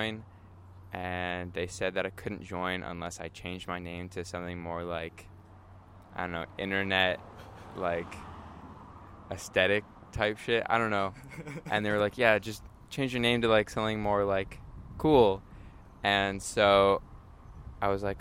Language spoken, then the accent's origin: English; Palo Alto, California, United States; I was born and raised in Palo Alto, lived here my whole life